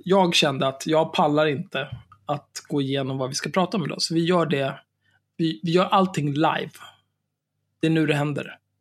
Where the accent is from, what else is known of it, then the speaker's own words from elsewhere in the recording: Stockholm, Stockholm County, Sweden; Jag är ju född och uppvuxen på Söder.